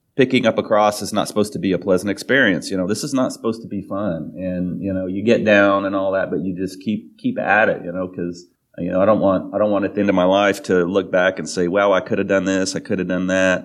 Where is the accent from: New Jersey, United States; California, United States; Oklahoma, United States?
Oklahoma, United States; growing up in Oklahoma and being Baptist growing up and right wing